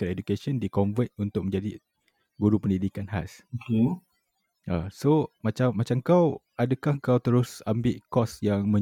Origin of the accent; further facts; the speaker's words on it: Kajang, Selangor, Malaysia; Aku daripada Selangor, Bangi